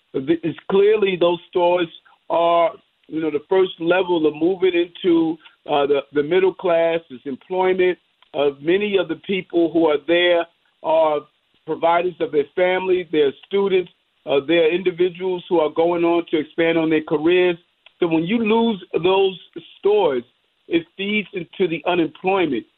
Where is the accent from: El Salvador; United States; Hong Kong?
United States; New York City, New York; growing up in South Jamaica, Queens